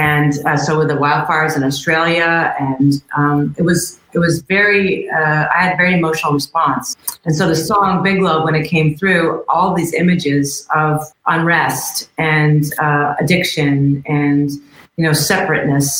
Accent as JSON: {"language": "English", "town": "New York City", "region": "New York", "country": "United States", "tie": "born or raised there", "said": "I grew up in Queens"}